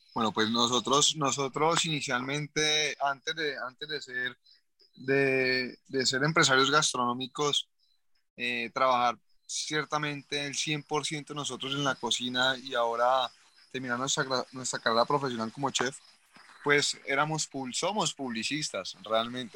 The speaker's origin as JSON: {"language": "Spanish", "town": "Cali", "region": "Valle del Cauca", "country": "Colombia", "moved": "as an adult", "lives_now": "Palmira, Colombia", "said": "Nosotros no somos palmiranos, somos, somos del Valle del Cauca, en Colombia, pero somos realmente de Cali. Nuestra vida era en Cali."}